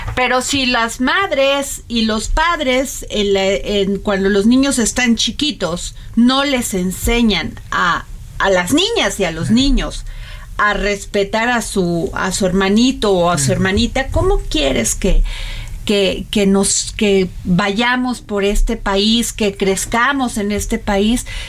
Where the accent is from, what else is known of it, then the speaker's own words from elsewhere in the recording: Mexico; Aquí en México